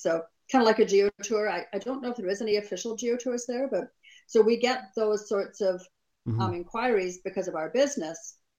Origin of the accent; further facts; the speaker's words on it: Perth, Scotland, United Kingdom; moved away; I went to Mega Scotland, which was held in the city that I was born in. I was born in Perth, Scotland, and Mega Scotland was in Perth, Scotland.